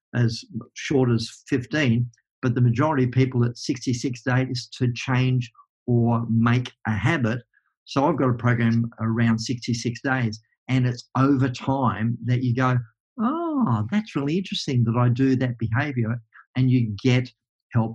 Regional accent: Tasmania, Australia; I'm a kid from Tasmania

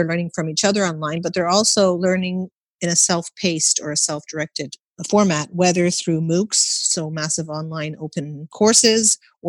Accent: Canada; I was born and raised in Canada, and I never took an exam in primary school.

